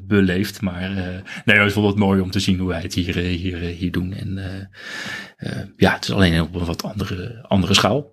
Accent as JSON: {"language": "Dutch", "town": "Benthuizen", "region": "South Holland", "country": "Netherlands", "tie": "born or raised there", "said": "Ik kom uit een, een, een, een dorpje in Zuid-Holland. Tussen Den Haag en Leiden in."}